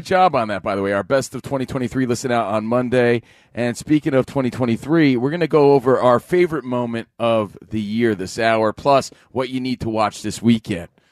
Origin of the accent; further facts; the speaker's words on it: New Jersey, United States; a kid from Jersey. I grew up in New Jersey